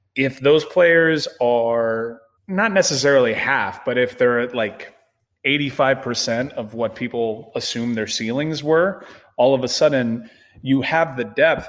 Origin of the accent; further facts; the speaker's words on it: Miami, Florida, United States; I'm born and raised in Miami